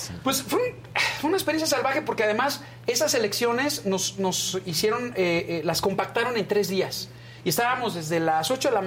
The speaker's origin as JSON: {"language": "Spanish", "region": "Yucatán", "country": "Mexico", "said": "somos los dos yucatecos"}